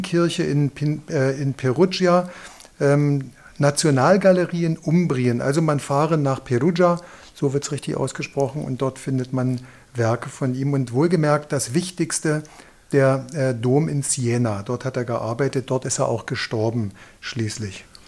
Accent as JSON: {"language": "German", "region": "East Germany", "country": "Germany", "tie": "born or raised there", "said": "wir sind ja in der DDR zur Schule gegangen"}